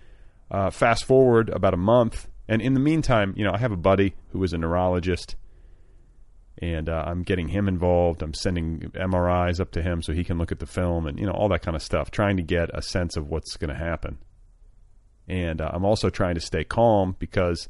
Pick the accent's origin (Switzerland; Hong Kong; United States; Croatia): United States; Indiana; moved away; I grew up with David Letterman, and I grew up in Indiana